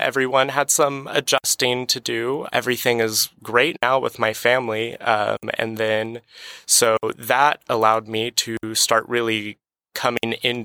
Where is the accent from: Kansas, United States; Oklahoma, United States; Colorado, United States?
Oklahoma, United States; Moore; also born or lived in Bartlesville, Oklahoma; I was born in Bartlesville, Oklahoma, and grew up in Moore, Oklahoma